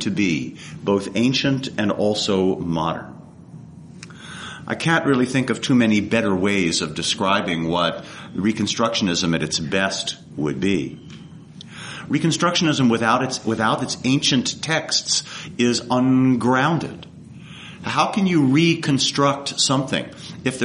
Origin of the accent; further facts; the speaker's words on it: East Coast, United States; moved away; I come from the East Coast